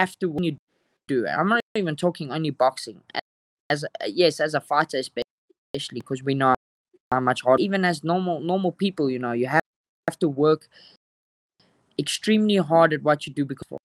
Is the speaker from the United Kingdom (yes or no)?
no; South Africa; as South African fighters.